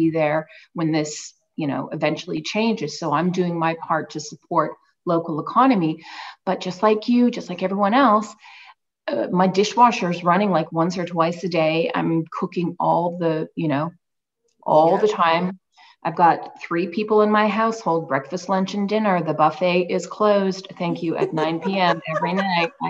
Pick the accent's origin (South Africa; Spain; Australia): Australia; I'm originally from Australia, despite the accent.